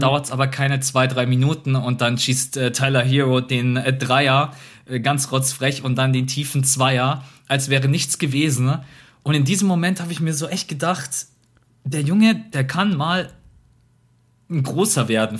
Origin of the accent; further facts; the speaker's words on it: Munich, Bavaria, Germany; bei uns in Bayern, München.